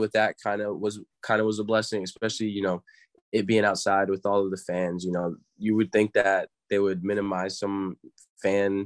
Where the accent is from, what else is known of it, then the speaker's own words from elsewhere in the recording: Pawtucket, Rhode Island, United States; also born or lived in Cumberland, Rhode Island; I started in Providence, Pawtucket area. That's where I'm originally from. So I grew up playing for the Fairlawn Cardinals over here down on the west side of Pawtucket.